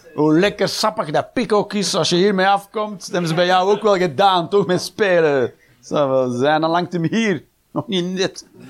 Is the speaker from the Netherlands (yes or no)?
no; Flanders, Belgium; we zijn als Belg